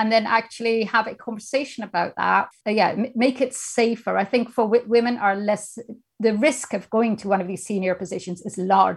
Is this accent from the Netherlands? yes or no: yes; Netherlands; moved away as an adult; now in United Kingdom; I'm originally from the Netherlands